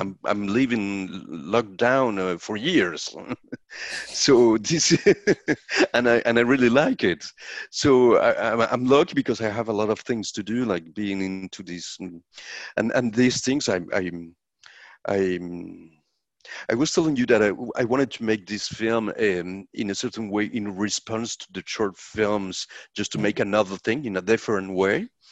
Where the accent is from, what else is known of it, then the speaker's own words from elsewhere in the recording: Colombia; i'm a colombian filmmaker